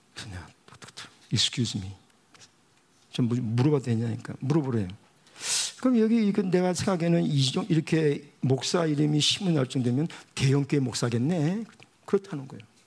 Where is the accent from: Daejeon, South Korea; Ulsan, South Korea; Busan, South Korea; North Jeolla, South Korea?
Busan, South Korea; moved away; 제가 부산에서 태어났거든요